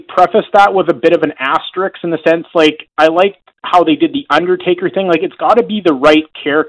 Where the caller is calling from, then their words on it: North Vancouver, British Columbia, Canada; from North Van.